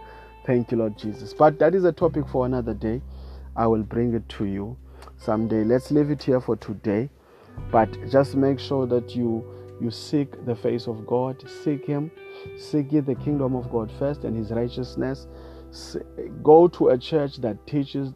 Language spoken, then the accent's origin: English; South Africa; I come from South Africa